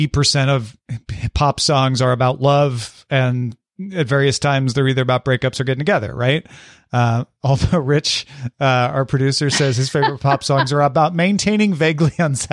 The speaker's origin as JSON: {"language": "English", "region": "Midwest", "country": "United States", "tie": "born or raised there", "said": "Molly, we grew up in the Midwest."}